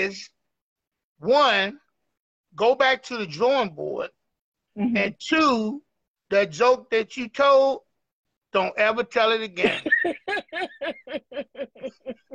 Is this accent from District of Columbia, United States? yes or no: yes; Washington, District of Columbia, United States; I'm from Northeast D.C.